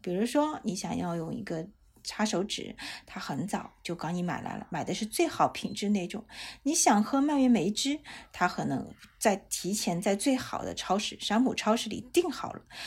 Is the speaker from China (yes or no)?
yes; China; 我们中国人